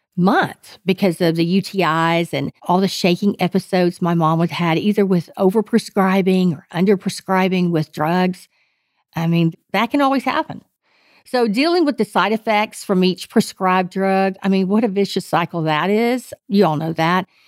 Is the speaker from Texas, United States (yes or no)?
yes; Texas, United States; I am pure Texan